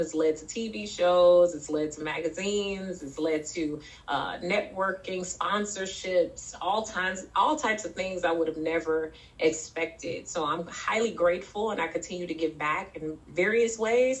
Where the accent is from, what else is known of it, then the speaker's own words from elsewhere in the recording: St. Louis, Missouri, United States; also born or lived in Memphis, Tennessee; I was raised in St. Louis and Memphis, Tennessee.